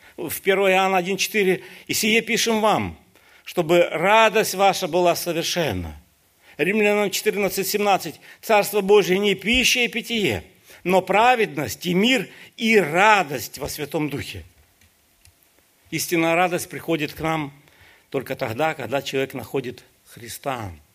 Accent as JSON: {"language": "Russian", "country": "Ukraine", "said": "Я сам украинец"}